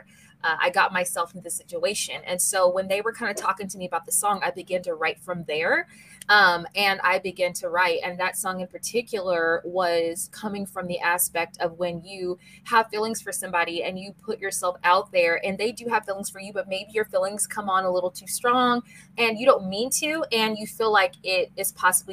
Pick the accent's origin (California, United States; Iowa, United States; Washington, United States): Washington, United States; Seattle; my hometown of Seattle, Washington